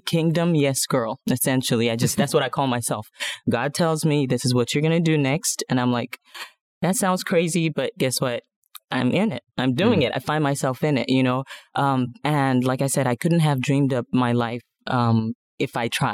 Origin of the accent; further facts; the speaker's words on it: Nigeria; moved away as an adult; now in The Woodlands, United States; I'm originally from Nigeria, moved here about, almost 20 years ago right now.